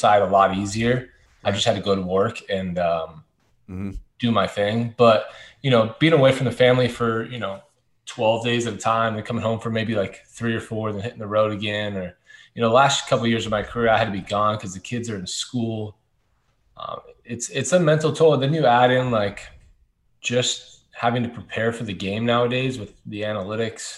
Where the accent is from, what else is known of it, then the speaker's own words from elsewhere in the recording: Anaheim, California, United States; I was born and raised in Anaheim, never left.